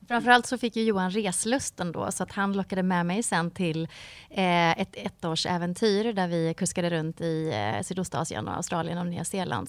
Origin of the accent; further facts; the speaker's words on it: Mark Municipality, Västra Götaland, Sweden; moved away as an adult; now in Varberg, Sweden; jag växte upp i Marks kommun som är en timme härifrån ungefär.